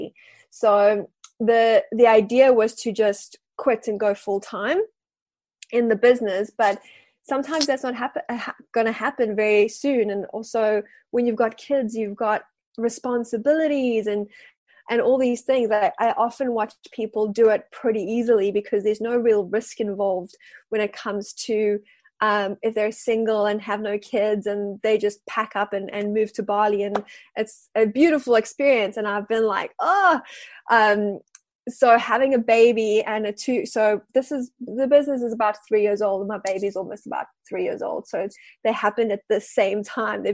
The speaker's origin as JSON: {"language": "English", "country": "South Africa", "moved": "as an adult", "lives_now": "Wellington, New Zealand", "said": "I am South African living in Wellington and I've been living here for about 5 years now."}